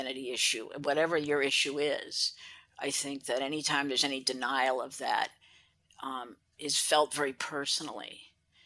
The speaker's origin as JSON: {"language": "English", "town": "Anchorage", "region": "Alaska", "country": "United States", "tie": "born or raised there", "also_born_or_lived": "Juneau"}